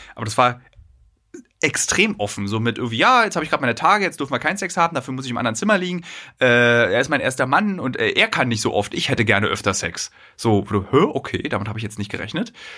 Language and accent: German; Berlin, Germany; als Berliner